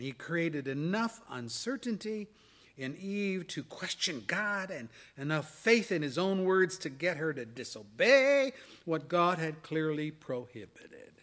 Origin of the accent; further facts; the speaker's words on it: Pennsylvania, United States; moved away; When I was a kid growing up in Pennsylvania, our town had the Susquehanna River flowing